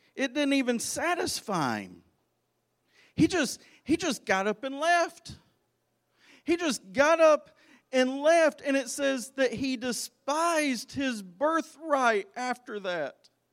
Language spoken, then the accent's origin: English; Arkansas, United States; I grew up in Arkansas